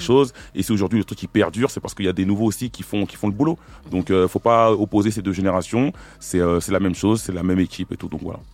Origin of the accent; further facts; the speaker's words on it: Évry-Courcouronnes, Île-de-France, France; je viens du quatre-vingt-onze, je viens d'Éric Courcouronne